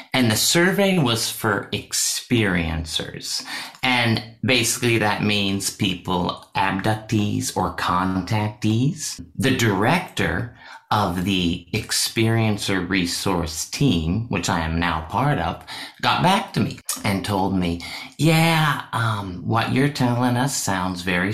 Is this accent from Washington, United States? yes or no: yes; Washington, United States; I was born in Washington State.